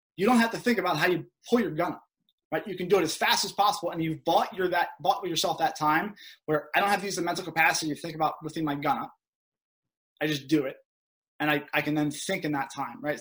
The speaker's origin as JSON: {"language": "English", "area": "outside Philadelphia", "region": "Pennsylvania", "country": "United States", "tie": "born or raised there", "moved": "as an adult", "said": "I grew up outside Philadelphia"}